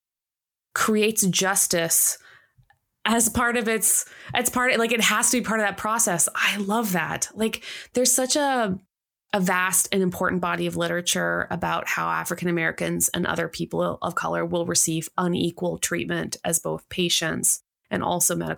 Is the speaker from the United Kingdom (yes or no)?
no; Canada; as a Canadian